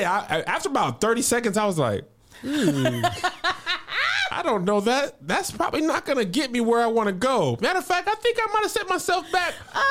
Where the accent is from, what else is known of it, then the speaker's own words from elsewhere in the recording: the South, United States; We're from the South.